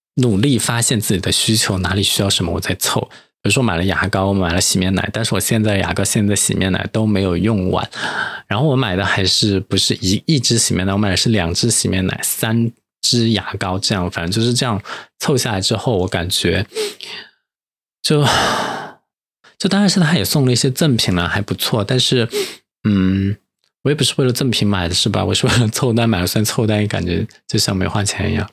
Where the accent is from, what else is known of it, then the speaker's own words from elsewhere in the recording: Chengdu, Sichuan, China; moved away; 作为一个成都人，拥有一个成都胃